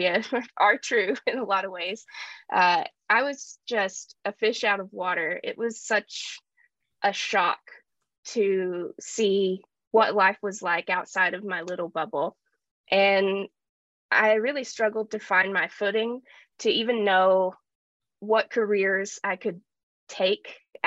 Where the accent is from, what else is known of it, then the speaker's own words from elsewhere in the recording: Appalachian Mountains, United States; growing up in the Appalachian Mountains